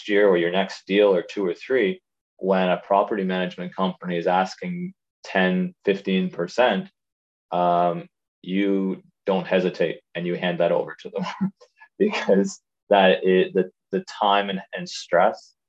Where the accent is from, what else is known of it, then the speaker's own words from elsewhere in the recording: Prince Edward Island, Canada; moved away as an adult; also born or lived in Ottawa, Canada; now in Turks and Caicos; I grew up in Prince Edward Island, small island on the East Coast